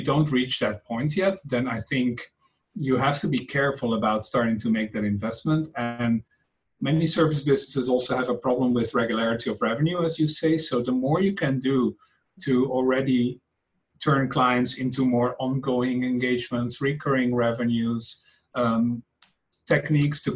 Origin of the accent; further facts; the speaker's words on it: Netherlands; English is a second language; moved away as an adult; now in San Francisco, United States; as you can hear from my accent, I am not native to these American lands. I am from the Netherlands originally.